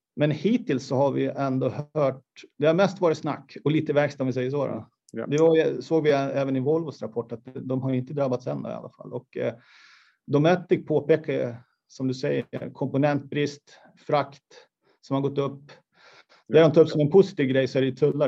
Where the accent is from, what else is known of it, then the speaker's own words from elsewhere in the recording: Borlänge, Dalarna County, Sweden; jag är uppvuxen i Kvarnsveden